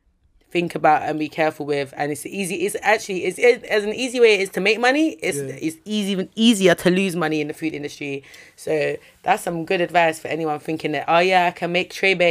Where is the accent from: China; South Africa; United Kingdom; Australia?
United Kingdom; London; Like, obviously, I'm from South London, innit? So, people who know me, like, know me, innit? Yeah, yeah, but this, I'm a happy persona, but I grew up in the ends, innit?